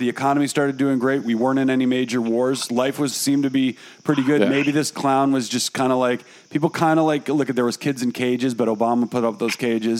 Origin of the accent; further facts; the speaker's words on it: United States; also born or lived in New York / California / New Orleans, Louisiana; I grew up in New York and I grew up in California